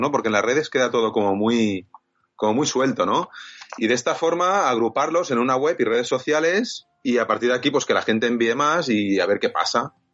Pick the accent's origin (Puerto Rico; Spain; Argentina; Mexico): Spain; Viladecans, Catalonia; Yo soy de Vila de cans en de hay, hay muchos que empiezan por Vila, lo que sea, Vila Flos, Vila Fincas.